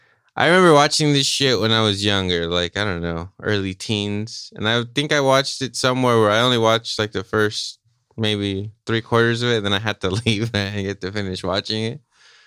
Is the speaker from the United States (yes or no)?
no; Australia; I'm an Aussie boy right there, checking the dials every time.